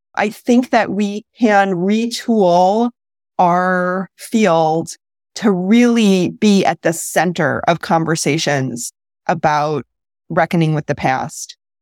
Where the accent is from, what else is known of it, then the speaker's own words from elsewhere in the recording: Midwest, United States; I'm from the Midwest.